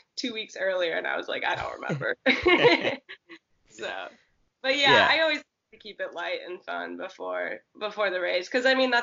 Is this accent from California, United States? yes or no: yes; Santa Cruz, California, United States; moved away as an adult; also born or lived in Oregon / Arkansas; I grew up in Santa Cruz, which is like surf city, California